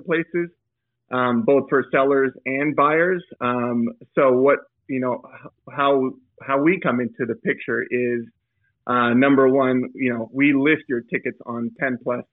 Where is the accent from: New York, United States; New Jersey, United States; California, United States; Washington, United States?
California, United States; East Bay, San Francisco Bay Area; I grew up in the East Bay part of the San Francisco Bay Area